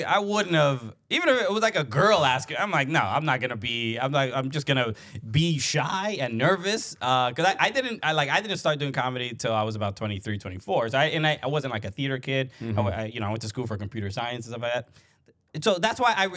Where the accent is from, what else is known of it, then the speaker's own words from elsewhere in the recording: New York City, New York, United States; I grew up in Brooklyn, a Dominican kid, immigrant family